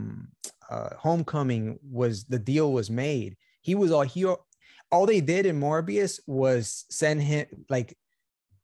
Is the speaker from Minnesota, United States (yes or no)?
no; New York City, New York, United States; being a New Yorker